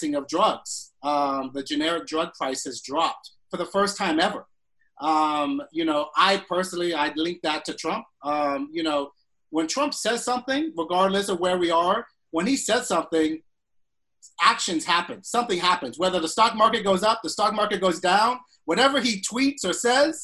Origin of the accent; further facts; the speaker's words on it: Florida, United States; I'm from Florida